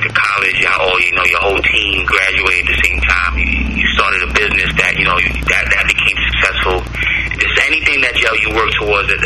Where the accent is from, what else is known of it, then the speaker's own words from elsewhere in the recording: New York City, New York, United States; for a Brooklynite, for someone that's born and raised in Brooklyn, especially with a Caribbean background